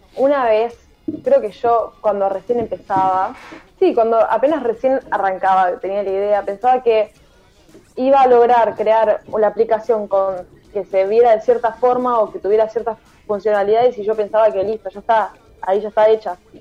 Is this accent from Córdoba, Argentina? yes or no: no; Villa Sarmiento?, Buenos Aires, Argentina; soy de Villa Porredón, Buenos Aires